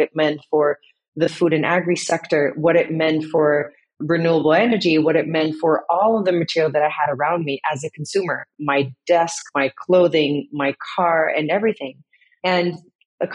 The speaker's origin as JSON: {"language": "English", "country": "Indonesia", "tie": "born or raised there", "also_born_or_lived": "Netherlands", "moved": "yes", "lives_now": "Amsterdam, Netherlands", "said": "half Dutch, half Indonesian. I was born in the Netherlands. And then as a family, we moved to Indonesia in the 80s. And living there, seeing how nature is everywhere"}